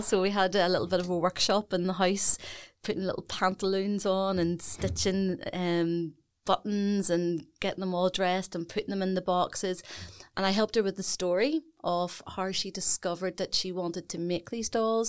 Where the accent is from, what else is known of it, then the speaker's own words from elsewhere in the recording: Belfast, Northern Ireland, United Kingdom; I'm Belfast born and bred